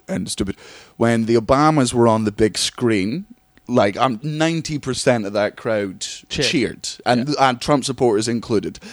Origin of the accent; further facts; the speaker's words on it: Scotland, United Kingdom; also born or lived in Kingston upon Thames, England; because I was born in England, in Kingston-on-Thames, moved up to Scotland when I was four. My family are Scottish. I live in Scotland